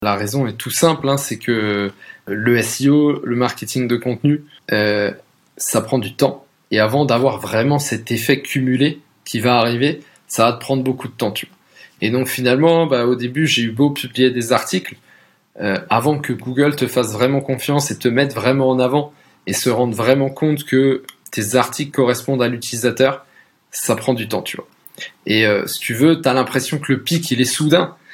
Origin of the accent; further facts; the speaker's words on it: Alsace, Grand Est, France; moved away as an adult; also born or lived in Paris; à la base je viens d'Alsace, entre une petite ville, presque un village entre Colmar et Mulhouse